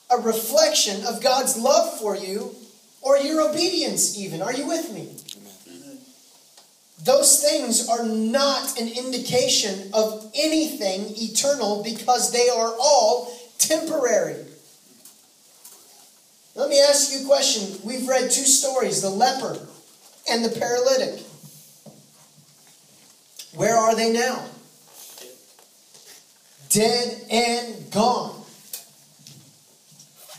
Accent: the Northwest, Pacific Northwest, United States; also born or lived in California / Zimbabwe; now in Texas, United States; Now, I've lived in Texas for a while, but I grew up in the Northwest

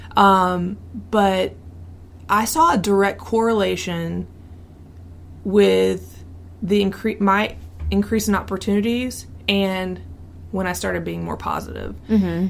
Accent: the South, United States; growing up in the South

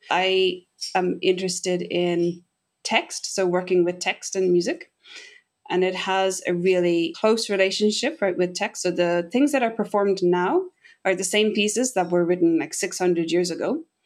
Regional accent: Castlebar, Connacht, Ireland; moved away as an adult; now in Tokyo, Japan; I grew up in Casa Bar in Mayo

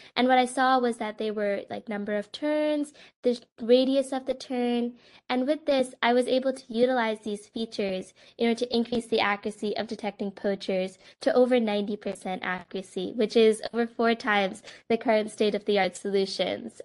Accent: Westchester, New York, United States; moved away as an adult; also born or lived in Massachusetts; now in Cambridge, United States; I am from Westchester, New York, and am currently a freshman at the Massachusetts Institute of Technology.

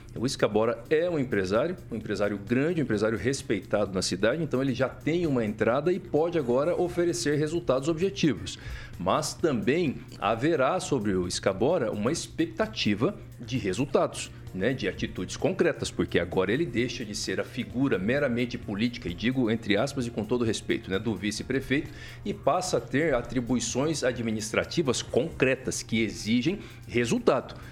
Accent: Mato Grosso do Sul, Brazil; moved away; also born or lived in Rondonópolis; sou sul-mato-grossense de nascimento

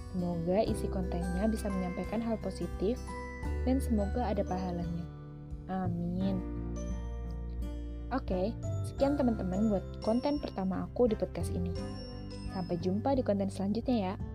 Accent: Jepara, Central Java, Indonesia; Aku asli Jawa, kelahiran Jepara

